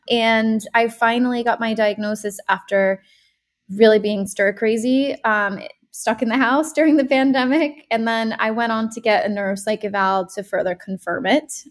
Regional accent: Rhode Island, United States; moved away as an adult; also born or lived in California / Brooklyn, New York / Los Angeles; now in San Diego, United States; I'm from Rhode Island. Then I moved to California for 10 years to do my grad school and everything. And then I went back to the East Coast, lived in Brooklyn. And then I moved back to Rhode Island

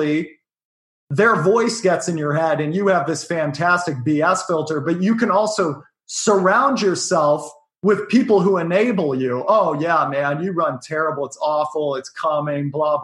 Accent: Bothell, Washington, United States; now in New York City, United States; I grew up outside of Seattle

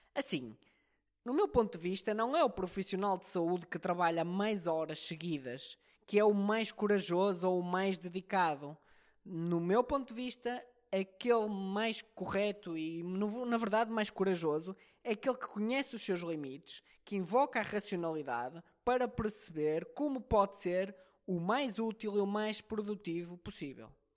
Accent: Portugal; um bom português

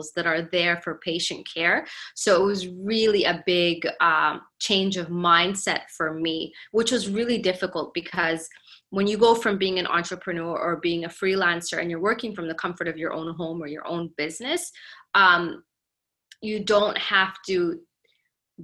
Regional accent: Canada; also born or lived in Somalia; now in United States; I grew up in Canada, which is, I mean, to me growing up there, it wasn't bad.

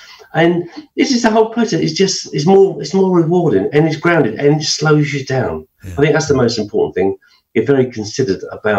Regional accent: High Wycombe, South East England, United Kingdom; also born or lived in London; Well, I was born in London. I was born in Chelsea. In the 60s, we moved around and we ended up in High Wycombe.

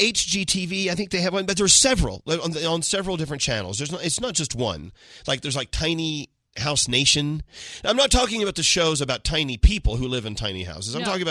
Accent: Erie, Pennsylvania, United States; growing up in Erie, Pennsylvania

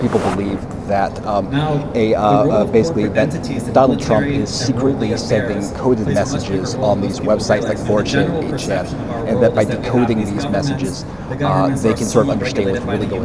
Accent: California, United States; I'm from California

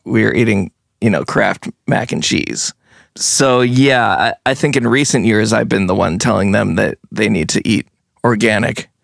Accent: Brattleboro, Vermont, United States; also born or lived in New Jersey; I was born in Brattleboro, and then we moved to New Jersey, where my parents are from, for about seven years. So that's, like, really, like, my childhood, childhood. And then when I, we came back to Brattleboro

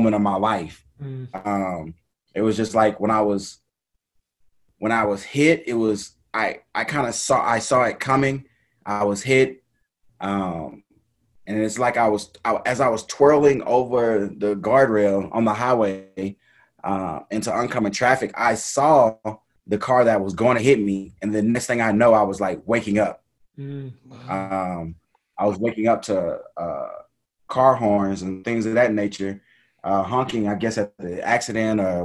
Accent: Dallas, Texas, United States; I'm originally from Dallas, Texas. Grew up playing just, I guess, the traditional sports

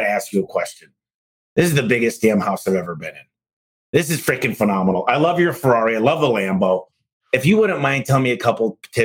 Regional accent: Michigan, United States; I'm from Michigan

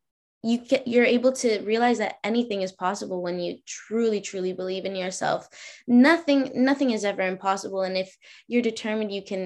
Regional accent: Boston, Massachusetts, United States; born there; also born or lived in New York; I was born in Boston, right? So I definitely had snow days.

